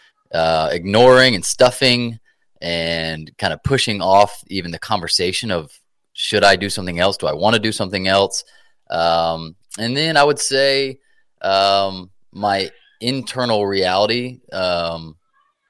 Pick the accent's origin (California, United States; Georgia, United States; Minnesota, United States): Georgia, United States; Atlanta; also born or lived in South Carolina; I'm from Atlanta, Georgia